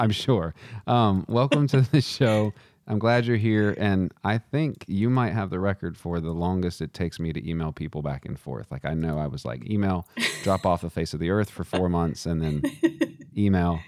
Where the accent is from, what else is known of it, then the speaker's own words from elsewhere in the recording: Texas, United States; I'm from Texas